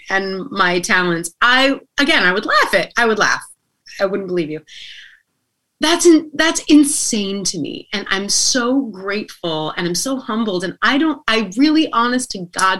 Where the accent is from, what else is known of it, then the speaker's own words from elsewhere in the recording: Reno, Nevada, United States; I'm considered a local because I'm from Reno.